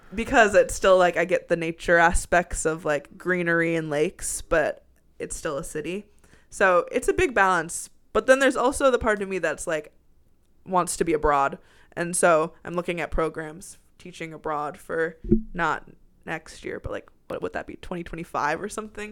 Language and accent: English; Minneapolis, Minnesota, United States; moved away as an adult; now in Galesburg, United States; Minneapolis, Minnesota.